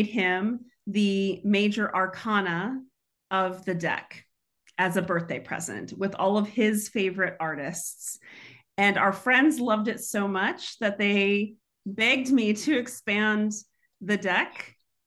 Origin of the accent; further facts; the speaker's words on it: Houston, Texas, United States; moved away; I grew up in Houston, Texas